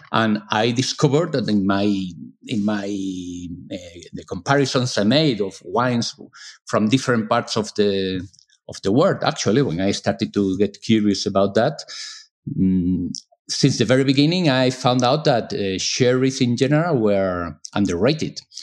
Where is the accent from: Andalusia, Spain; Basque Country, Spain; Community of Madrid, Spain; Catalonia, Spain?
Andalusia, Spain; Seville; English is a second language; now in Granada, Spain; I was born in Sevilla from a family mostly coming from the north of Spain